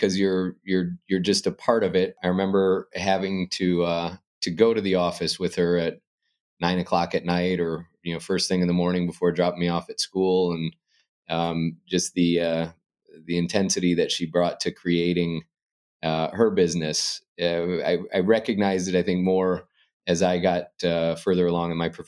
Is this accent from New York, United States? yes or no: no; Arizona, United States; moved away as an adult; now in Chicago, United States; I enjoyed growing up in Arizona